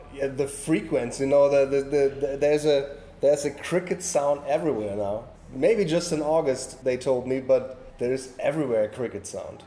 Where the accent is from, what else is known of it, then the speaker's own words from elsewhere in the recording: north coast of Germany, Northern Germany, Germany; English is a second language; moved away; I'm born uh, at the north coast of Germany and live now in the middle of Germany near the Netherlands border